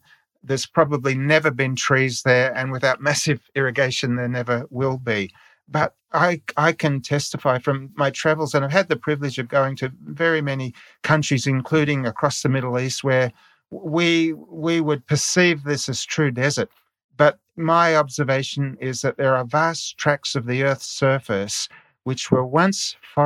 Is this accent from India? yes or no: no; Australia; moved away as an adult; also born or lived in Niger; In my childhood, growing up in Australia